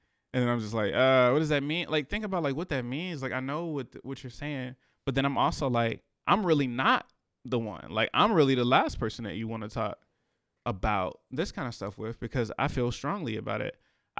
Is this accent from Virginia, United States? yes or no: yes; Richmond, Virginia, United States; I'm from the city. Grew up in a city. I grew up in Randolph area, and then I grew up in Carver, like between the two. So really from the city. But yeah, really, really, really from the city of Richmond.